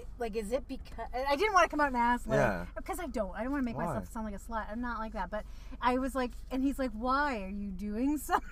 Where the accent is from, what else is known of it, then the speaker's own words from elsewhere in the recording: Canada; When you are a white born Canadian